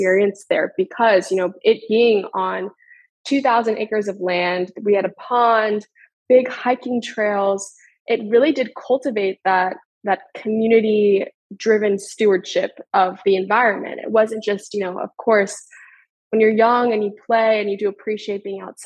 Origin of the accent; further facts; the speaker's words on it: Northern Virginia, United States; I grew up in the Northern Virginia area, the DMV for anyone familiar. I grew up there about 30 minutes outside of DC